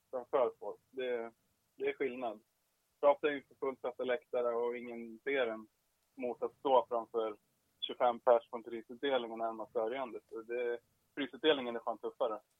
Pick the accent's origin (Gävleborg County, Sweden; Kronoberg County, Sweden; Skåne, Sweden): Gävleborg County, Sweden; Hälsingland; Jag är ju från Hälsingland